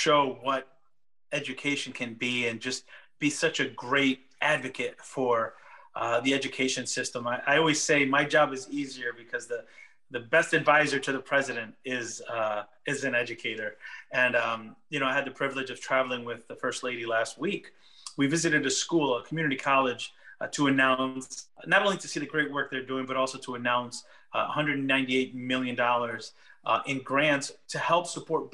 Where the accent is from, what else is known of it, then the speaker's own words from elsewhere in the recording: Meriden, Connecticut, United States; English is a second language; moved away as an adult; now in Washington, United States; Meriden, Connecticut, the city where I was born and raised, where I went to school